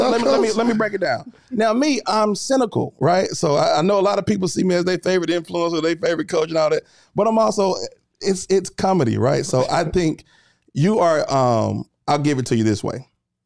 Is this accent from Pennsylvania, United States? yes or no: no; Atlanta, Georgia, United States; I'm from Atlanta.